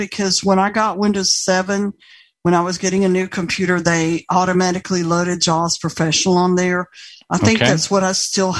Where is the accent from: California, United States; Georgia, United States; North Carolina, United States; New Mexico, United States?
Georgia, United States; Atlanta; moved away; I'm from Atlanta originally.